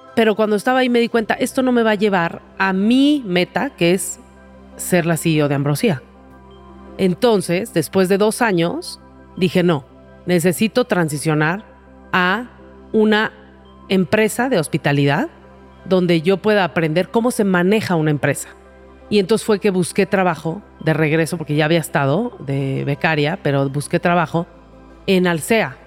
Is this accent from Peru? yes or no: no; Mexico